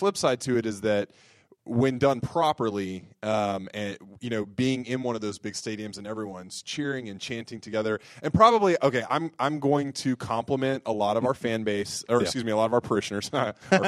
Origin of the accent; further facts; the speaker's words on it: the South, United States; growing up in the South